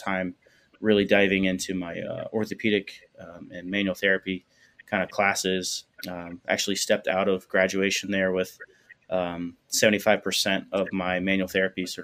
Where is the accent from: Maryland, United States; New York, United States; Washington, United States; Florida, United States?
Florida, United States; Fort Myers; moved away; I was born and raised in Southwest Florida, Fort Myers.